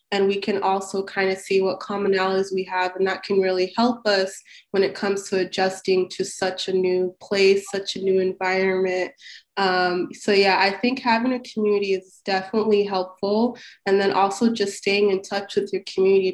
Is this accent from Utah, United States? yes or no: yes; Salt Lake City, Utah, United States; born or raised there; English is a second language; moved away as an adult; also born or lived in Cairo, Egypt / South Sudan; now in Washington DC, United States